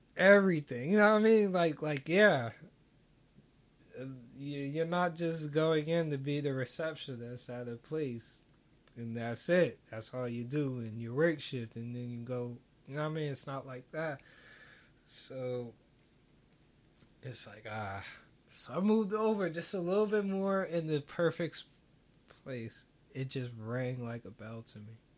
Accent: United States; as an American

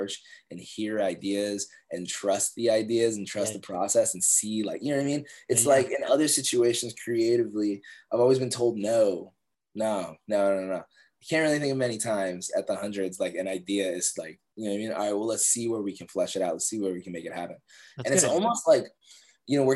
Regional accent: Northern Virginia, United States; I'm from Virginia, right? Grew up in Northern Virginia, grew up on like a couple acres of land, like super country

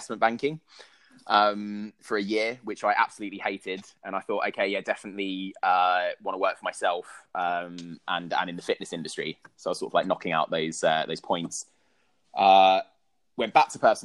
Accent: London, United Kingdom; I grew up in South East London

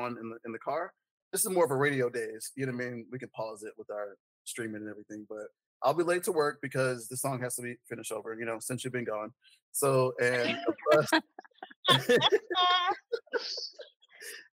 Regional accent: Decatur, Georgia, United States; also born or lived in Atlanta; I was born in Atlanta. I was raised in Decatur.

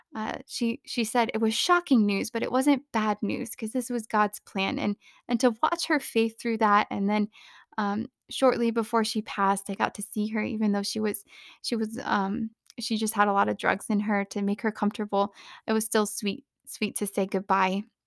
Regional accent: Phoenix, Arizona, United States; also born or lived in California; now in Reno, United States; I grew up in Phoenix, which is regularly in the triple digits for days on end

